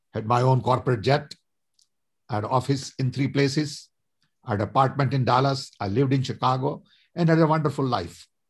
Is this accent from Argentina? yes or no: no; Vadodara, Gujarat, India; moved away as an adult; also born or lived in Odisha; now in United States; I was born in a small little tribal village in Orissa, went to school in Baroda